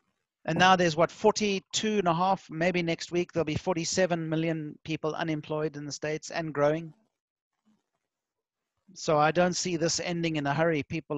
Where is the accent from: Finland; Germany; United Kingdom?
Finland; And you've brought the home fire of Finland and my hometown to the fore. So I'm very proud and happy about that.